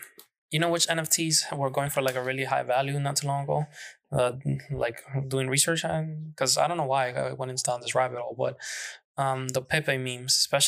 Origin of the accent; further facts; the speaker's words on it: Manhattan, New York, United States; I grew up in Manhattan. The most woods we had was the park, Central Park, and that's not woods.